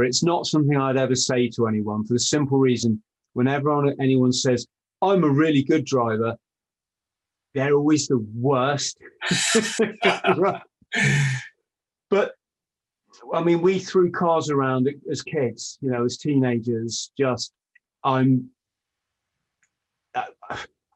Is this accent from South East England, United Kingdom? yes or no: no; the Southwest, South West England, United Kingdom; I grew up in the Southwest, like in the sticks